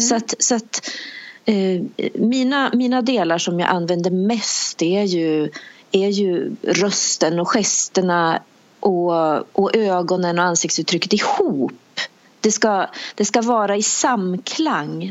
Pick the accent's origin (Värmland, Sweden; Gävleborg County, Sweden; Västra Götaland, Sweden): Gävleborg County, Sweden; Bollnäs; moved away; also born or lived in United Kingdom; jag är en tjej från Bollnäs